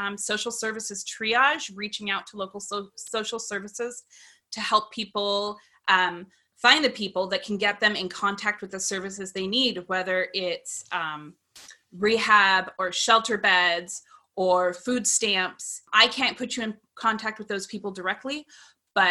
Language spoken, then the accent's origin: English; outside of Seattle, Washington, United States; now in Seattle, United States; I was born and raised outside of Seattle and ended up moving right back to my hometown